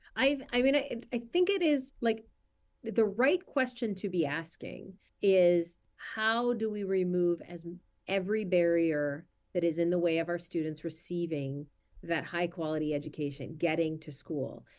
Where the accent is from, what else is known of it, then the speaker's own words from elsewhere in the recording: Minnesota, United States; my home state of Minnesota